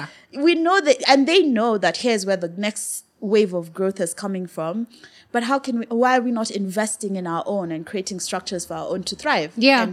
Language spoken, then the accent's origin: English; Kenya; also born or lived in United Kingdom; I'm Kenyan.